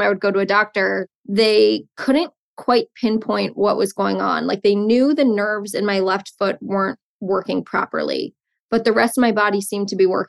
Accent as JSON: {"language": "English", "town": "Potomac", "region": "Maryland", "country": "United States", "tie": "born or raised there", "also_born_or_lived": "Lehigh", "moved": "as an adult", "lives_now": "New York City, United States", "said": "I grew up in Potomac, which has a large Jewish population"}